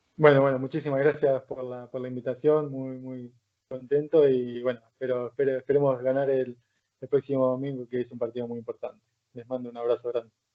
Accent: Argentina; moved away as an adult; now in Palencia, Spain; Los argentinos somos

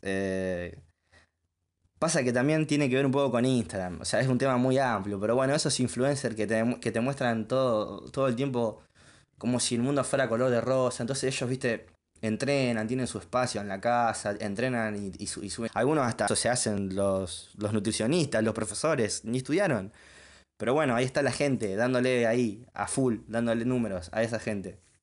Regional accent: Junín, Buenos Aires Province, Argentina; Soy oriundo de Junín, vivo en Junín

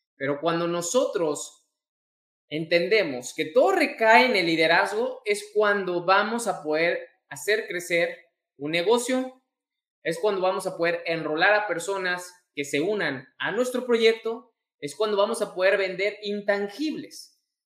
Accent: Mexico; mexicano, emprendedor y empresario

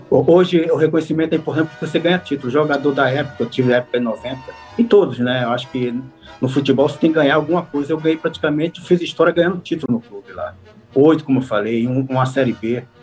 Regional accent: Brazil

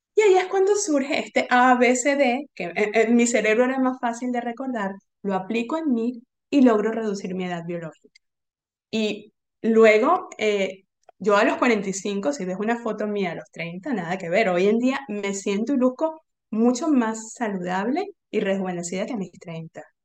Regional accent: Venezuela; moved away; also born or lived in Argentina; Yo soy venezolana

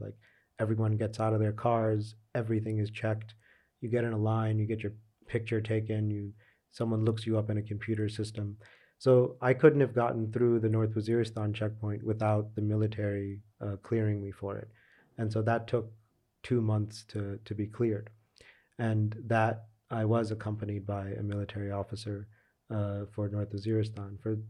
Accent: Pakistan; I'm not a foreigner, so I'm considered a Pakistani as well. So technically I can go into these areas.

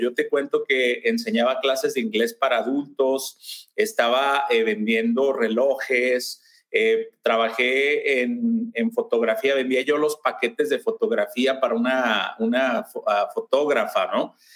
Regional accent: Mexico; now in Lakewood, United States; yo soy mexicano, si ya se alcanzaron a percatar del acento, y, tengo eh, eh, ya la mayor parte de mi vida en Estados Unidos

